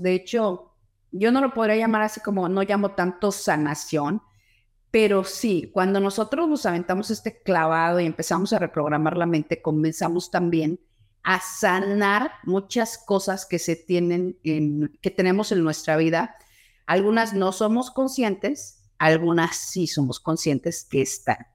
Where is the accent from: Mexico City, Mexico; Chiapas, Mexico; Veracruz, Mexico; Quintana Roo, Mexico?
Mexico City, Mexico; moved away as an adult; also born or lived in Los Angeles, California; now in Houston, United States; nací en Los Ángeles, California, nací, pero siempre me crié en la Ciudad de México, terminé la universidad y la carrera en la Ciudad de México y después me vine a Houston, Texas que es donde yo actualmente vivo